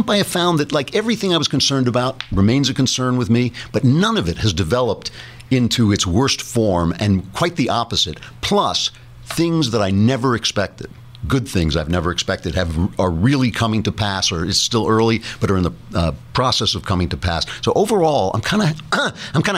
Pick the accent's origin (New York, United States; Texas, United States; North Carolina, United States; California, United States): New York, United States; I'm a New Yorker